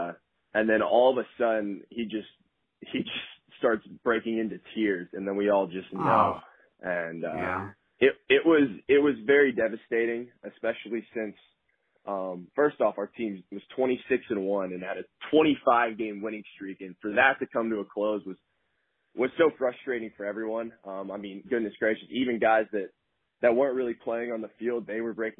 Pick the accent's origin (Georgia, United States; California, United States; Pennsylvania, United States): Georgia, United States; Atlanta; moved away as an adult; I'm from Atlanta